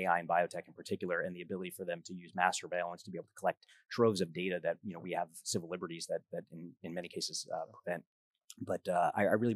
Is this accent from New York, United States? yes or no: yes; New York City, New York, United States; I grew up in Coney Island, Brooklyn